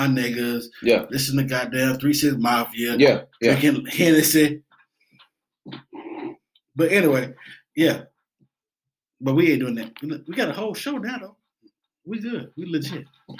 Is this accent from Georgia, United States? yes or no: yes; Atlanta, Georgia, United States; in my 20s, 24, 25, I'm from Atlanta, man.